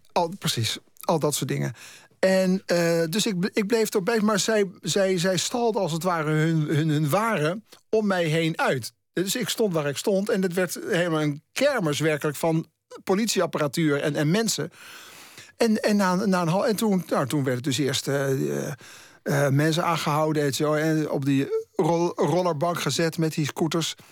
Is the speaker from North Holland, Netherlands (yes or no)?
yes; Haarlem, North Holland, Netherlands; moved away as an adult; now in Amsterdam, Netherlands; ik ben in negentien achtenentachtig vanuit mijn woon, eh, mijn geboorteplaats Haarlem naar Amsterdam verhuisd